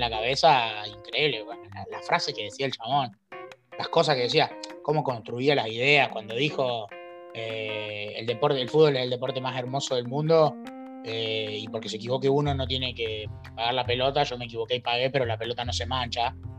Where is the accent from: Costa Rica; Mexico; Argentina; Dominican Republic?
Argentina